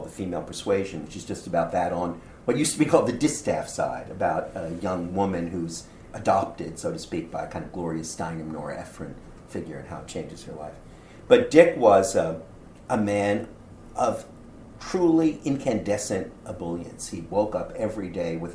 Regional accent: Canada; I'm as Canadian

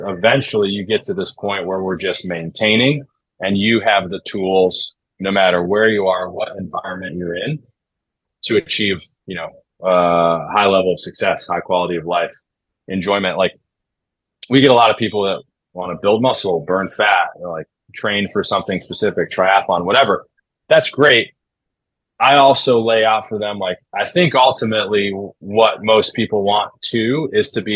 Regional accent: Chicago, Illinois, United States; moved away as an adult; also born or lived in Denver / Dartmouth; now in Los Angeles, United States; I grew up in Chicago in the Midwest, like California, LA, and where I grew up might as well be, you know, two entirely different universes

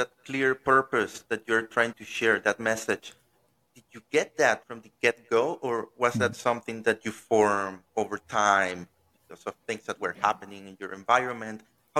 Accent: Venezuela; now in Mexico City, Mexico; I'm originally from Venezuela, and I moved to Mexico City when I was years old.

